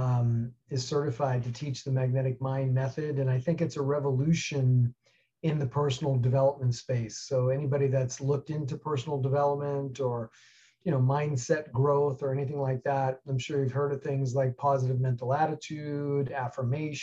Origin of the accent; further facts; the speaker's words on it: New York City, New York, United States; moved away; I grew up in New York City and got out of there about 1984 to head west to the ski hills